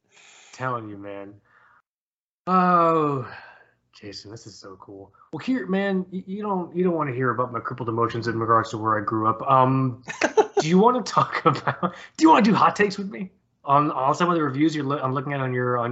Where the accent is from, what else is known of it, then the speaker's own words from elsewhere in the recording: Miami, Florida, United States; also born or lived in New York / Orlando; now in West Coast of Florida, United States; I don't want to raise children where I grew up in Miami, Florida. I don't want to raise kids in New York, where she and I met. I didn't want to raise kids in Orlando, where we were living at the time